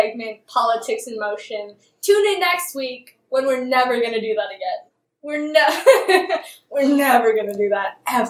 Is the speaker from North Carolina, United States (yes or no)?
no; California, United States; I'm from California. I just came from LA.